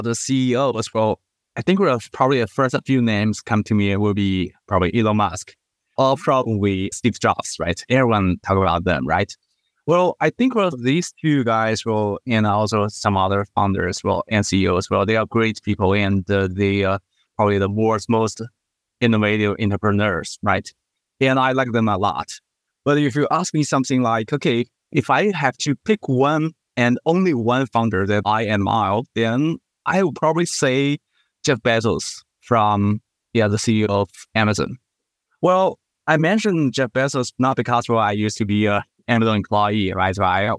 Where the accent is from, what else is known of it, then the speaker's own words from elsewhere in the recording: China; also born or lived in Singapore; I was originally from China, but I did my school in Singapore.